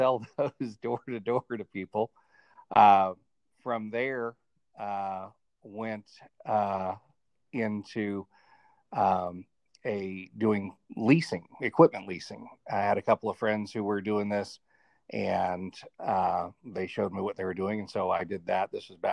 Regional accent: Atlanta, Georgia, United States; also born or lived in Colorado / Boston / Cobb County; Yeah, I was born and raised in Atlanta, spent a little bit of time out in Colorado.

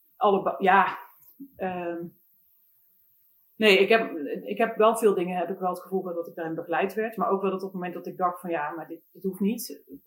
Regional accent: Eindhoven, North Brabant, Netherlands; moved away; ik kom oorspronkelijk zelf uit Eindhoven

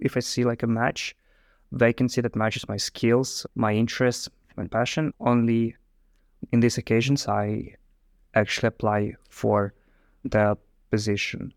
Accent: Moscow, Russia; moved away as an adult; also born or lived in Ireland; now in Netherlands; I'm also from Russia, from, like, Moscow itself

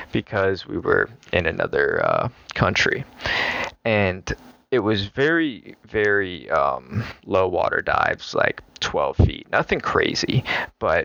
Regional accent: Virginia Beach, Virginia, United States; I'm from Virginia Beach

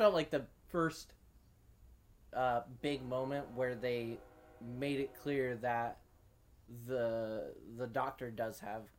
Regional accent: California, United States; we're from California.

